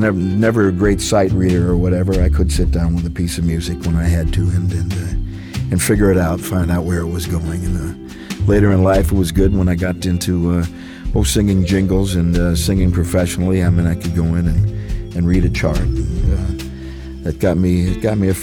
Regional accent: St. Louis, Missouri, United States; growing up in St. Louis

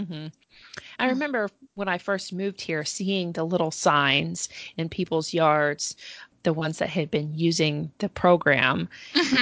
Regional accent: Georgia, United States; I'm I'm actually from Georgia

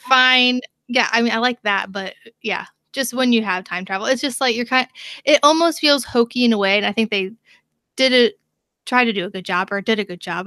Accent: United States; as an American

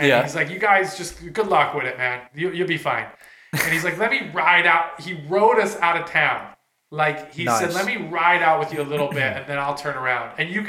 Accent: Carson City, Nevada, United States; I'm from Carson City, Nevada.

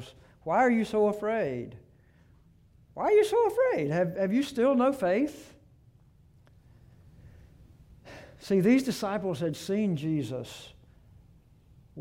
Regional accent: Gulf Coast, United States; moved away; I grew up on the Gulf Coast for 17 years, and I've lived here at the beach for 37 years

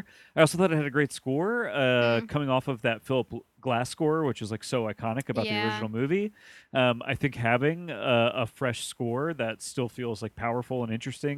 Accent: New Jersey, United States; I was born in New Jersey as well

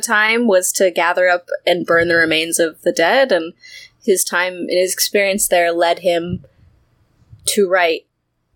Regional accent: United States; I'm American

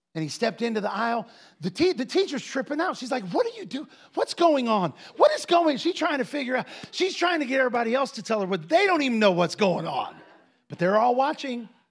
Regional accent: Ohio, United States; moved away; also born or lived in Defiance, Ohio; I grew up in Ohio.

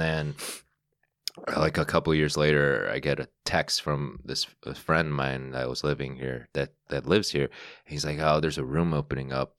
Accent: Chicago, Illinois, United States; moved away as an adult; also born or lived in Northwest Indiana; now in New York, United States; I was born in Chicago, the city, and then I moved out to the, the suburbs, and then, well, I lived in Northwest Indiana for, like, a couple years, and then I moved back, but to the suburbs

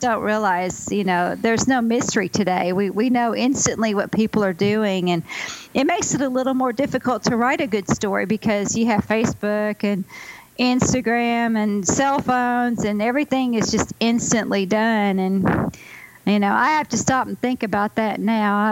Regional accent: Ozark Mountains, Arkansas, United States; also born or lived in California; I grew up in the Ozark Mountains in Arkansas

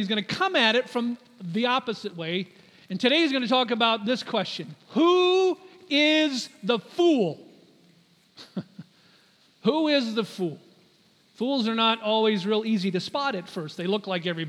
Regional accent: United States; as an American

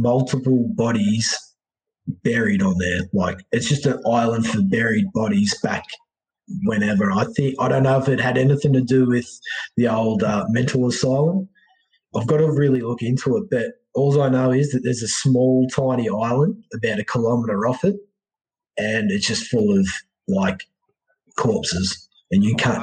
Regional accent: Australia

